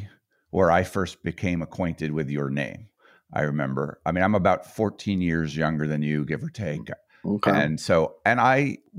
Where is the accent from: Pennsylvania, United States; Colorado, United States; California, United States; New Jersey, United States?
Colorado, United States; moved away; I was from Colorado. I had liked Gary Hart in the 80s. He was my senator.